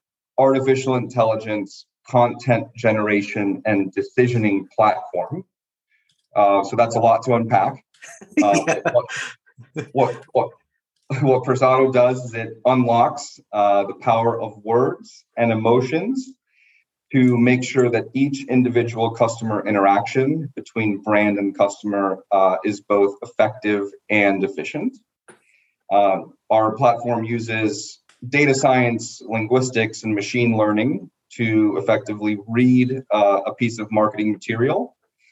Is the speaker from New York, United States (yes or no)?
no; Miami, Florida, United States; moved away as an adult; also born or lived in Dartmouth College, New Hampshire; I was born and raised in Miami, Florida